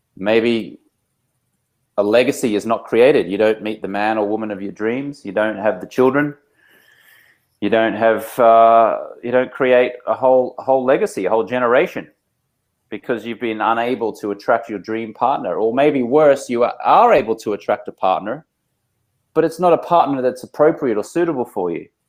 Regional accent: Australia; moved away as an adult; now in Los Angeles, United States; I'm Australian American. I've been living in Los Angeles, California for about 16 years

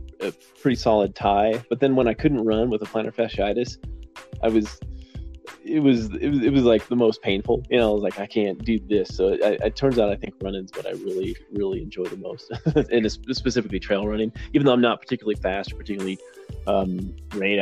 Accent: Los Alamos, New Mexico, United States; also born or lived in Albuquerque, New Mexico / Denver, Colorado; I grew up here in Los Alamos, so I wasn't born here. I was born in Southern New Mexico. But shortly after I was born, my family moved to Los Alamos.

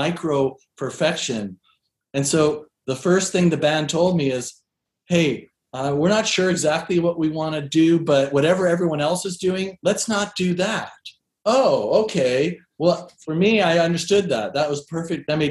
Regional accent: Seattle, Washington, United States; moved away as an adult; also born or lived in East Coast, United States / New York; I grew up in Seattle and I moved to New York around the end of the 90s

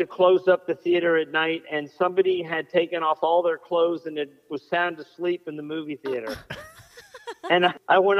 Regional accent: Silver Spring, Maryland, United States; also born or lived in Washington, D.C.; I was born here in D.C., although when I was about four, we moved out to Montgomery County. We lived in a town called Silver Spring, Maryland, which is a stone's throw from the district line.

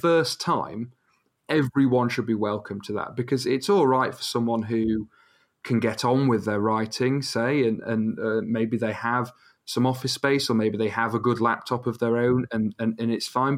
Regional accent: Rotherham, Yorkshire and the Humber, United Kingdom; now in York, United Kingdom; I'm from Rotherham, but I study in York

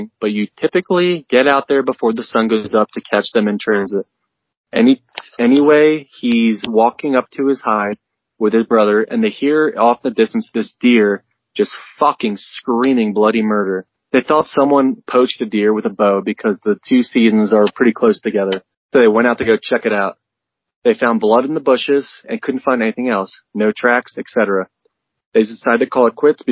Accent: Pennsylvania, United States; growing up in Pennsylvania, bordering Jersey

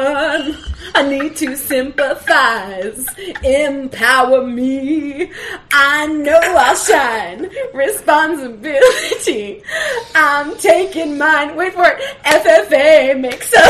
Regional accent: rural western New Jersey, United States; It's very rural western Jersey, not near Philly, near near like Allentown, Pennsylvania

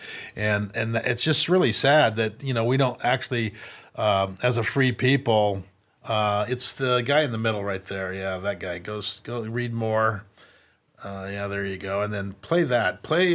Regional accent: California, United States; I was born in California. We grew up in California.

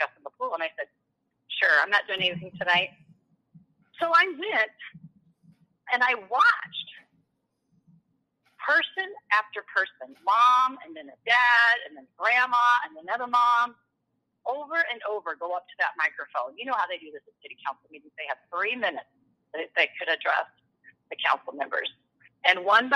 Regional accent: Persia, Iowa, United States; born or raised there; moved away as an adult; also born or lived in Pella/Oskaloosa area, Iowa; now in New Sharon, United States

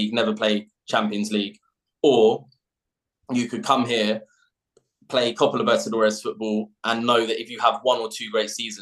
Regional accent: Southampton, South East England, United Kingdom; born or raised there; moved away as an adult; now in Venezuela

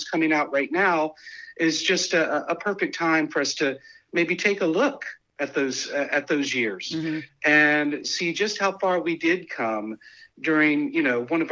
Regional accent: Kentucky, United States; also born or lived in the desert (California); now in Northern California, United States; I grew up in Kentucky. I grew up in the Midwest

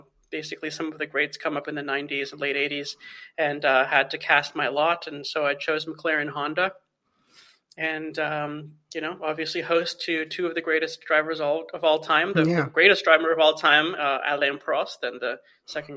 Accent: Toronto, Ontario, Canada; I'm Canadian, first of all. So I grew up in Toronto

